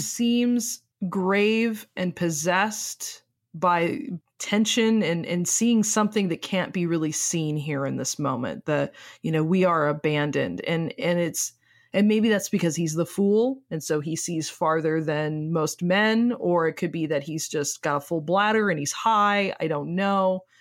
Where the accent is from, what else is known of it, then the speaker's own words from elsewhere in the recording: United States; accent: American; we are American and speak with American accents